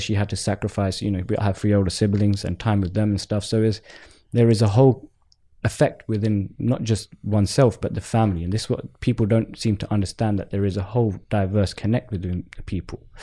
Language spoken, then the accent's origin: English; London, United Kingdom; I'm Southeast London born, born and bred and raised